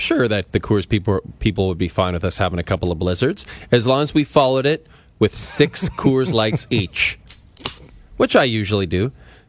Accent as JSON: {"language": "English", "town": "Athabasca", "region": "Alberta", "country": "Canada", "tie": "born or raised there", "said": "I was at a fundraiser in my hometown of Athabasca, Alberta."}